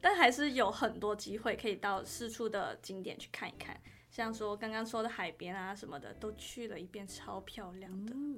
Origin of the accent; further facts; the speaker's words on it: Kuala Lumpur, Malaysia; moved away as an adult; now in Chiayi, Taiwan; 我来自吉隆坡